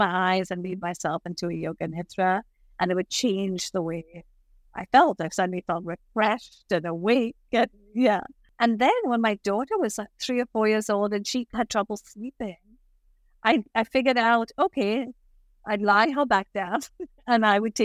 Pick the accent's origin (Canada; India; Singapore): India; Mumbai, Maharashtra; now in New York City, United States; I grew up in Bombay in India, Mumbai